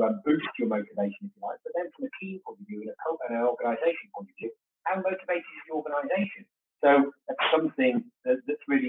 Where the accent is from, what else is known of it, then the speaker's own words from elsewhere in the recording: United Kingdom; We're British